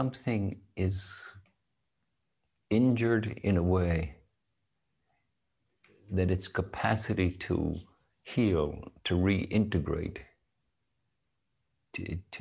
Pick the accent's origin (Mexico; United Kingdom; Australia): United Kingdom; Northern Ireland; moved away as an adult; I was born and in Northern Ireland. I lived there until I was 21.